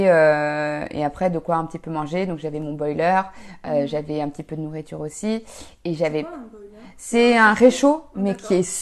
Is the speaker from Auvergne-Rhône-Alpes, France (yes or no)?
yes; Haute-Savoie, Auvergne-Rhône-Alpes, France; je suis partie de Haute-Savoie